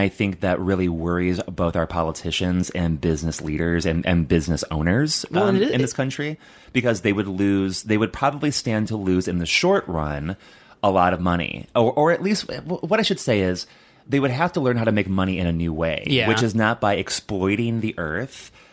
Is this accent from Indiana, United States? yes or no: yes; Northwest Indiana, United States; now in Chicago, United States; when I grew up in Northwest Indiana, we lived south of Lake Michigan.